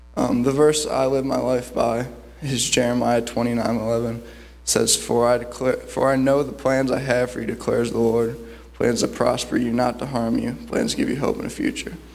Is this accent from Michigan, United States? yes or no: no; Cleveland, Ohio, United States; I'm from Cleveland, Ohio